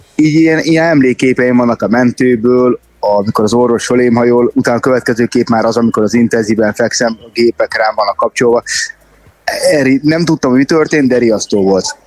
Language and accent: Hungarian; Szeged, Csongrád-Csanád, Hungary; ugye mi szegediek vagyunk